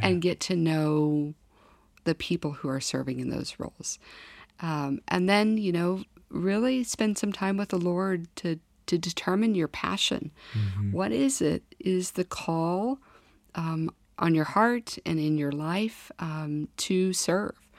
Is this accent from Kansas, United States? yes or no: yes; Kansas, United States; moved away as an adult; also born or lived in Washington, D.C.; now in North Dakota, United States; lots of cold uh, winters growing up in Kansas